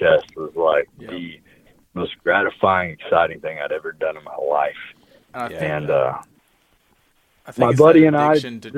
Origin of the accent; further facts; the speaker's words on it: Nevada, Missouri, United States; So, I grew up in Nevada, Missouri, which is where I was born and raised, which is just south of Harrisonville